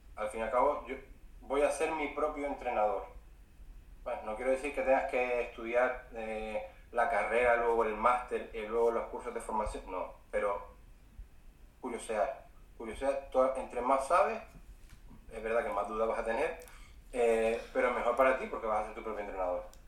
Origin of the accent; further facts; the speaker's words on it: Fuerteventura, Canary Islands, Spain; also born or lived in Vitoria-Gasteiz; yo vivo en Fuerteventura, soy de Fuerteventura pero estuve siete años viviendo en Vitoria, en Vitoria Gasteiz